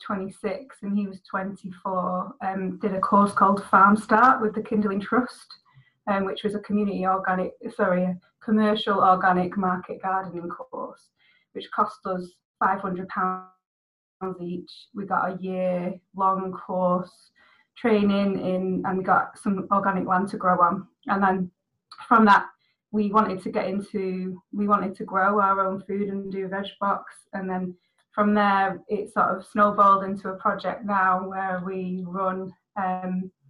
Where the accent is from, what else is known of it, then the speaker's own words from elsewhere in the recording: Salford, North West England, United Kingdom; I'm from Salford, which is in a city in Greater Manchester.